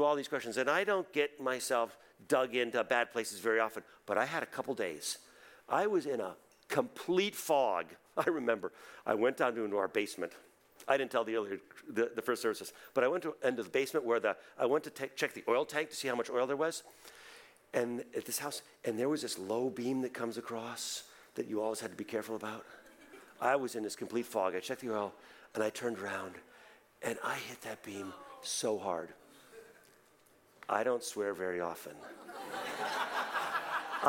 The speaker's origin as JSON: {"language": "English", "region": "New England", "country": "United States", "tie": "born or raised there", "said": "We grew up in New England."}